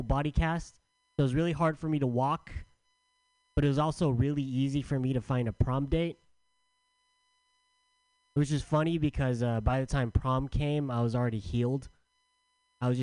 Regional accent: San Diego, California, United States; also born or lived in San Francisco; I'm from San Diego

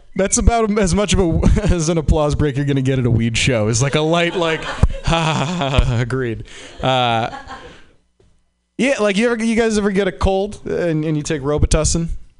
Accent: Boston, Massachusetts, United States; So yeah, hi there. I'm from Boston.

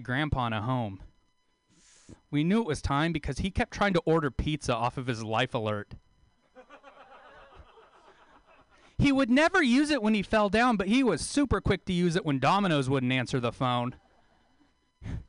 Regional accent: Taft, California, United States; moved away; move back to my hometown

